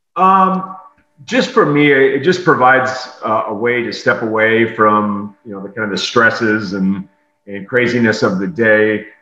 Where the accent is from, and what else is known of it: South Dakota, United States; born or raised there; now in Tampa, United States